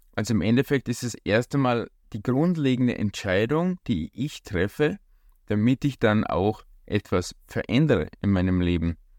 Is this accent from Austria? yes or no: yes; Austria; bei uns in Österreich